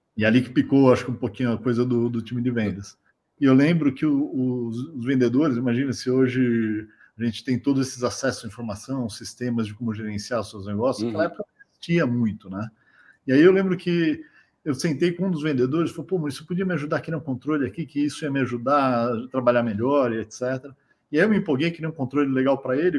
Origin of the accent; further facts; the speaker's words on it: São Paulo, Brazil; also born or lived in Silicon Valley; vim de uma família de, de origem simples aqui da, da, zona sul de São Paulo